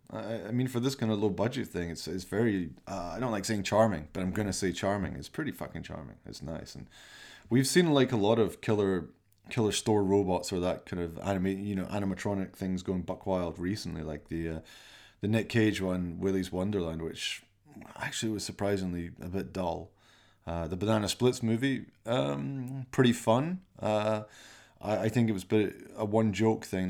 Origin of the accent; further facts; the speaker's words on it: Glasgow, Scotland, United Kingdom; I'm from Glasgow